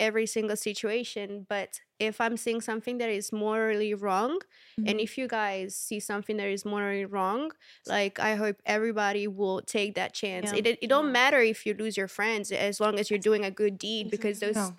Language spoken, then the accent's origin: English; Southern Italy, Italy; Like, I'm from Southern Italy. Like, I am not gonna, you know, like, I'm the opposite.